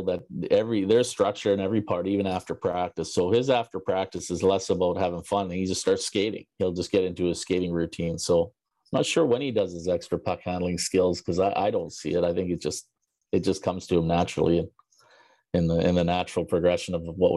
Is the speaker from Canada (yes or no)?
yes; Canada; a kid growing up in Canada